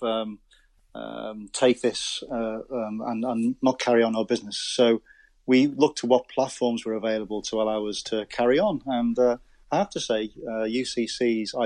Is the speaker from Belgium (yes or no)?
no; Wirral, Merseyside, North West England, United Kingdom; accent: Scouse; now in Cork, Ireland; originally, I'm from Merseyside. I was born on the Wirral, so you can probably detect a slight Scouse accent.